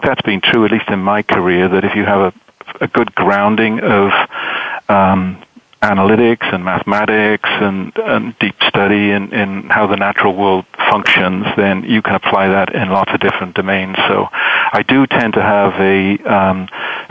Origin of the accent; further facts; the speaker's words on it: Wales, United Kingdom; moved away as an adult; also born or lived in London / Michigan, United States; now in United States; Well, I grew up in Wales, as you mentioned, sort of in an Irish Catholic background, went to London to study physics, and came to the States in my mid-20s